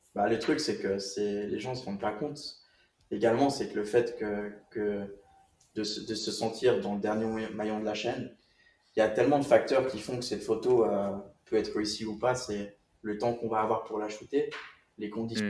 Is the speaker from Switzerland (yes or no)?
yes; Switzerland; j'ai grandi en Suisse